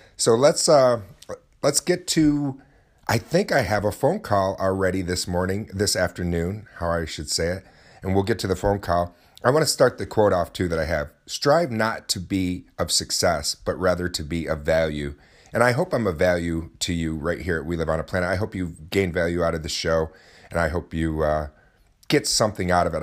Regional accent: Oswego, New York, United States; at our local Renaissance festival in my hometown of Oswego

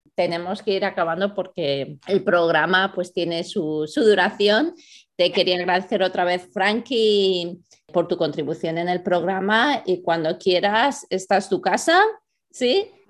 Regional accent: Spain; nosotros mismos como españoles

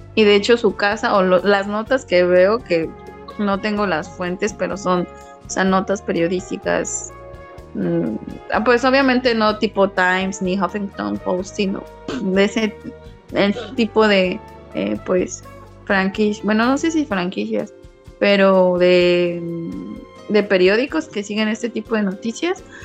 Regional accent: Mexico; moved away; tu identidad como como migrante y como mexicano cambia cuando ya no estás en, tu país

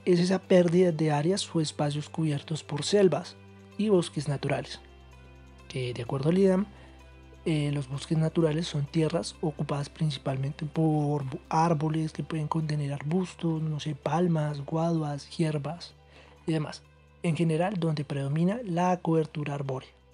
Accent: Colombia; nosotros como colombianos

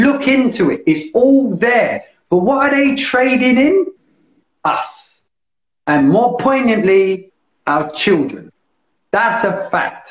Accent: London, United Kingdom; I grew up in East London.

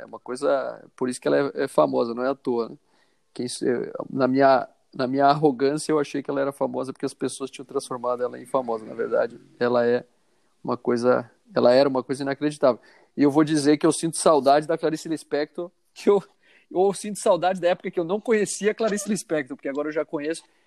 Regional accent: Alagoas, Brazil; eu sou, sou de Alagoas

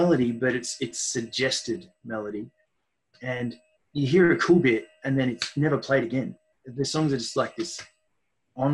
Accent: Mount Evelyn, Victoria, Australia; I live now in the place where I grew up in Mount Evelyn. So Melbourne's eastern suburbs up in the hills.

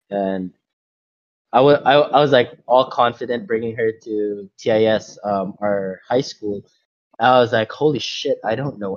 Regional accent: Macau; they talked about top five things that you learn from growing up in Macau, or top if roughly something like that, right?

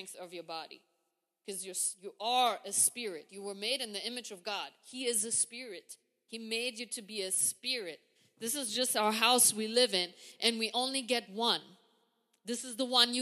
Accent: Germany; moved away as an adult; now in United States; I come from Germany. We walk everywhere

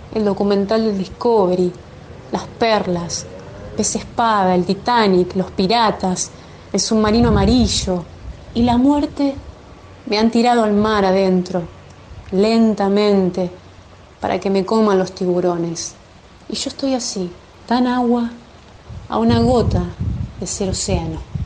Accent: Chivilcoy, Buenos Aires Province, Argentina; soy de Chivilcoy, provincia de Buenos Aires

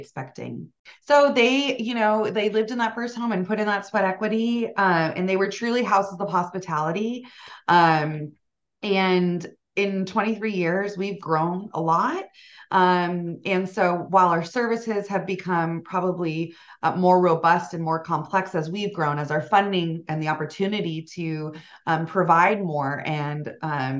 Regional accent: West Valley, Arizona, United States; also born or lived in Tucson, Arizona; born and raised in the West Valley, went to U of A, so I'm a Wildcat.

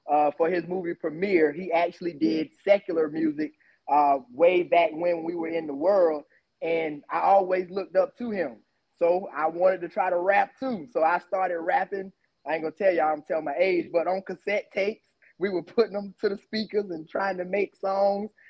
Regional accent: Columbia, South Carolina, United States; now in Orangeburg, United States; My hometown, I'm going to say Columbia, South Carolina. And right now I'm in Orangeburg, South Carolina. I kind of been between the two pretty much all my life.

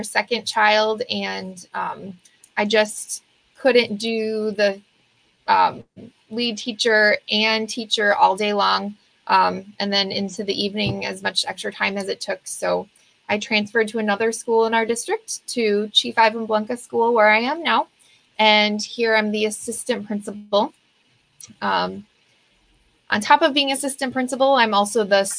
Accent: Beloit, Wisconsin, United States; moved away as an adult; also born or lived in Eau Claire, Wisconsin / Baldwin, Wisconsin; now in Alaska, United States; I am originally from Beloit, Wisconsin

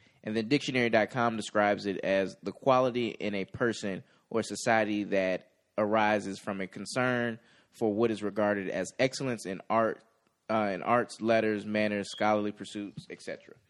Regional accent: suburbs of Chicago, Illinois, United States; So I'm a black man. I'm originally from the suburbs of Chicago. I attended an HBCU. I'm a member of a Greek-led organization. I'm a Christian.

